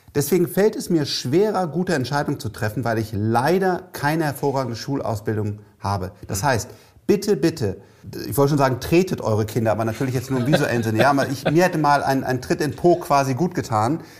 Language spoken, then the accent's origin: German; Cologne, North Rhine-Westphalia, Germany; ich bin Kölner